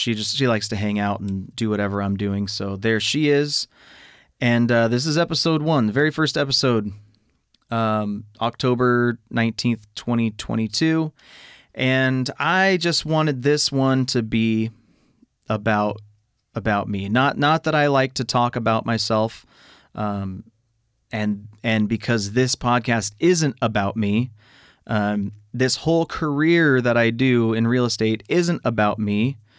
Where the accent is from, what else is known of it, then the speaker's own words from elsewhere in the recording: California, United States; also born or lived in Riverside, California / Oxnard, California; I was born in Riverside, California. Although I don't consider myself a product of the Inland Empire, that's just where I was born. Lived all over, like the San Fernando Valley and, I guess, you know, various parts of LA County.